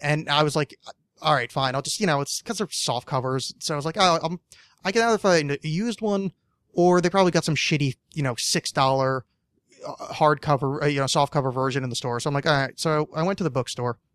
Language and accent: English; East Coast, United States; moved away; I'm not from the East Coast anymore, but I grew up on the East Coast.